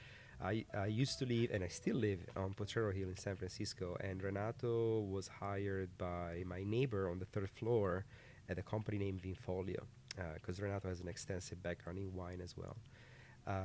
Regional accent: Piedmont, Italy; moved away as an adult; also born or lived in California, United States; now in United States; we're both from Piemonte, a region northwest of Italy.

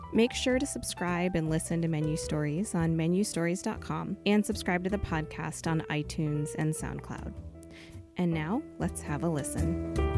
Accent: California, United States; I'm born and raised in California

